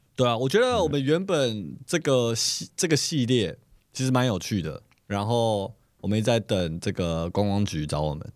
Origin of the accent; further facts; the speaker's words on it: Taiwan; moved away; 我们自己身为台湾人